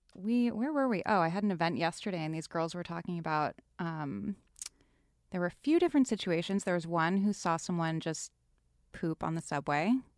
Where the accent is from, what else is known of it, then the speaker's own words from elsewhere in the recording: East Coast, United States; now in Los Angeles, United States; I'm originally from the East Coast